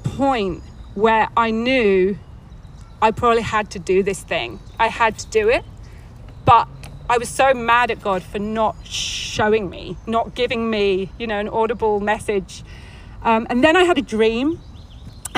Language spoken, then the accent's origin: English; England, United Kingdom; moved away as an adult; now in California, United States; We came from England, and I had a very nice life in England